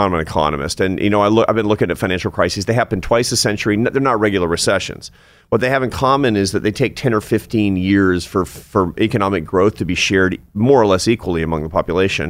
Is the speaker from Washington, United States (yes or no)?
yes; Seattle, Washington, United States; I come from Seattle, Washington, in a family of artists and academics